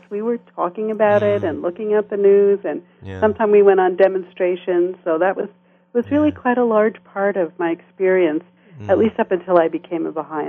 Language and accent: English; Long Island, New York, United States; now in Canada; I grew up on Long Island outside of New York City